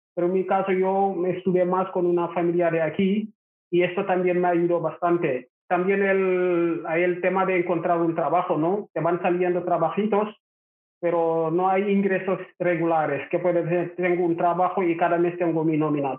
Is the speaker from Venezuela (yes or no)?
no; Rufisque, Dakar, Senegal; Spanish is a second language; moved away as an adult; also born or lived in Barcelona; now in Barcelona area, Spain; Yo soy de Senegal, nací en una ciudad que se llama Rufis, que está en la capital Dakar, y ahí estuve viviendo